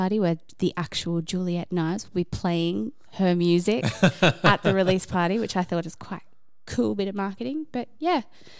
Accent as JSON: {"language": "English", "town": "Brisbane", "region": "Queensland", "country": "Australia", "said": "We're all from Brisbane"}